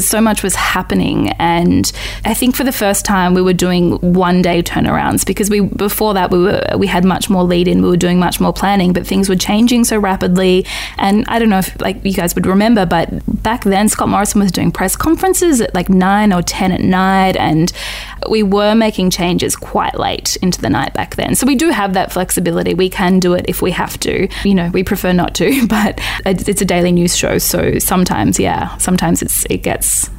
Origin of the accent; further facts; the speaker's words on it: Northern Territory, Australia; moved away; I'm from the Northern Territory originally